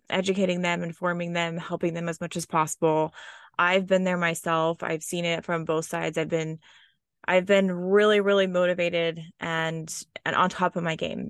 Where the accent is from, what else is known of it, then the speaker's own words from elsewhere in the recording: Oklahoma, United States; I was born and raised in Oklahoma. Um, that's in the United States in the Midwest